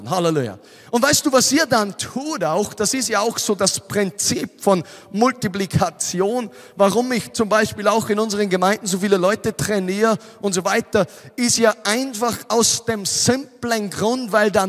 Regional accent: Austria; Weißt du, ich komme aus Österreich, ich bin zwei Stunden 47 Minuten oder so gefahren.

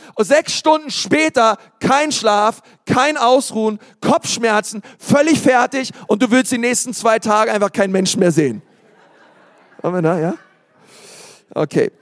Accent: Berlin, Germany; ich komme aus Berlin

